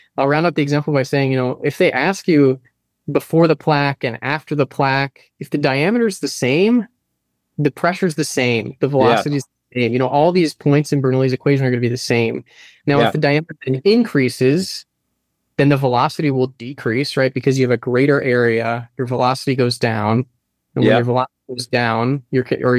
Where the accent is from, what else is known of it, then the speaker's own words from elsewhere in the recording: Florida, United States; I grew up in Florida